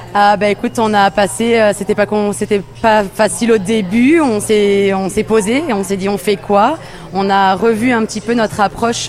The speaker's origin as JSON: {"language": "French", "town": "Colmar", "region": "Grand Est", "country": "France", "moved": "as an adult", "lives_now": "Quebec, Canada", "said": "Moi, je suis alsacienne. Euh, je viens de Colmar"}